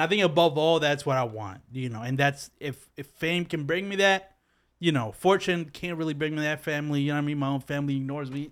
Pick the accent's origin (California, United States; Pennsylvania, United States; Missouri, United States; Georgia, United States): Pennsylvania, United States; Philadelphia; I'm from Philly